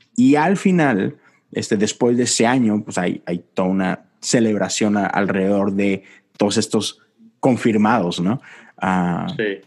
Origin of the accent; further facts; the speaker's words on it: Monterrey, Nuevo León, Mexico; moved away as an adult; now in Houston, United States; yo soy de Monterrey, estoy en Houston y estoy solo